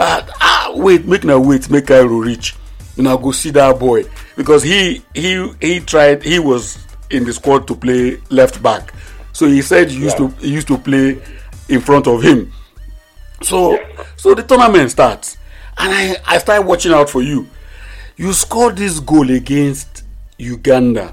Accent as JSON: {"language": "English", "country": "Nigeria", "tie": "born or raised there", "said": "I grew up in First Tag"}